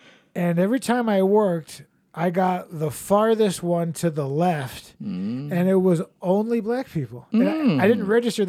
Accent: East Coast, United States; We're all from the East Coast.

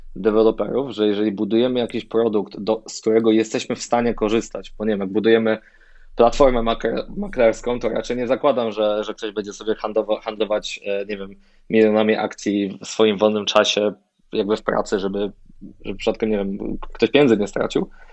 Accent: Poland; jestem, e, z Polski

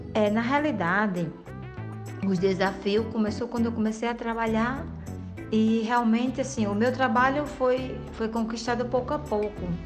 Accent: Mossoró, Rio Grande do Norte, Brazil; moved away as an adult; now in Madrid, Spain; sou de Mossoró e vivo hoje recentemente em Madrid, na Espanha

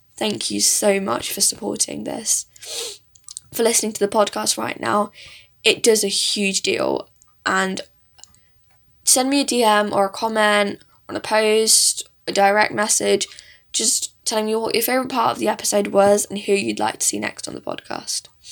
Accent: south of England, United Kingdom; English is a second language; also born or lived in India; I was actually born in India, but I stayed there for a few years, and then I live with my parents in England. I have been doing since I was about four years old. So I really grew up in this country

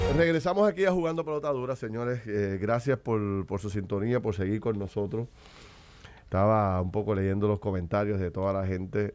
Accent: Puerto Rico

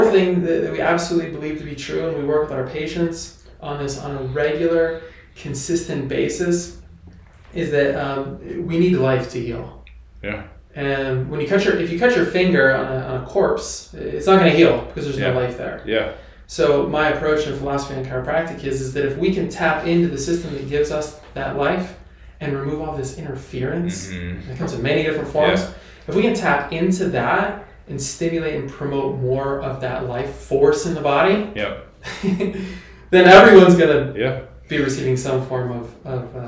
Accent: Pennsylvania, United States; moved away as an adult; now in Bend, United States; I'm from Pennsylvania

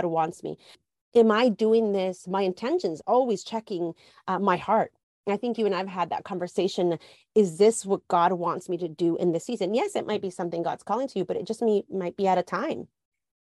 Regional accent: Guatemala; Culturally, I'm Latina. I was born in Guatemala.

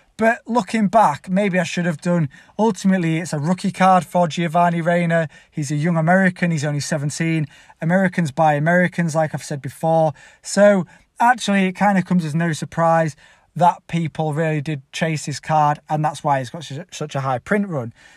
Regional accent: Leeds, Yorkshire and the Humber, United Kingdom; I'm actually from Leeds

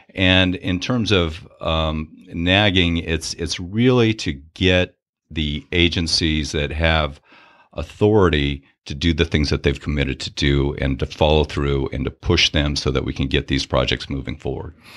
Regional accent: Shell Beach, California, United States; now in Sacramento, United States; I grew up in a small town south of San Luis Obispo called Shell Beach

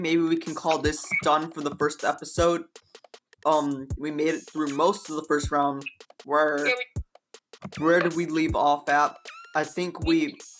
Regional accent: Detroit, Michigan, United States; we're from Detroit.

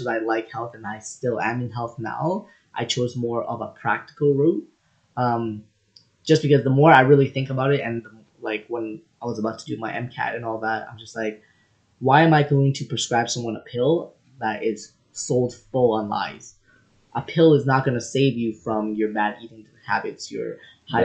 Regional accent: Toronto, Ontario, Canada; I'm originally from Rexdale, Toronto, Ontario

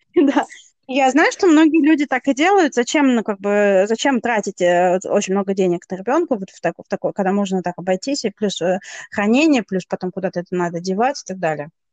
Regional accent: Russia; я из России

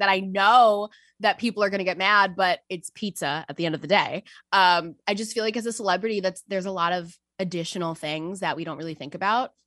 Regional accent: Westchester County, New York, United States; I am actually from New York. I am from Westchester County

